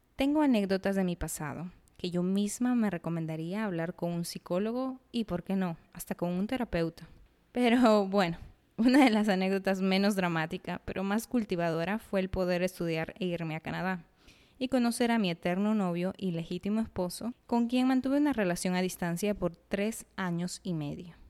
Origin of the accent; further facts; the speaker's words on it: Arequipa, Peru; soy arequipeña. Digo, peruana